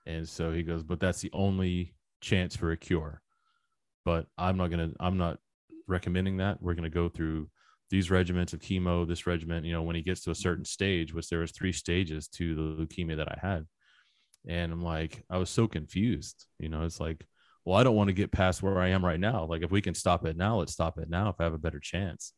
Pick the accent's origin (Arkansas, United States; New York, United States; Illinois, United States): Arkansas, United States; Little Rock; In Arkansas. I'm from Little Rock, Arkansas